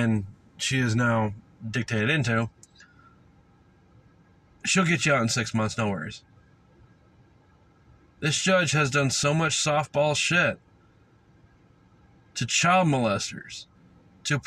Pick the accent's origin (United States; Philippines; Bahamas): United States; the South; moved away; I came from the South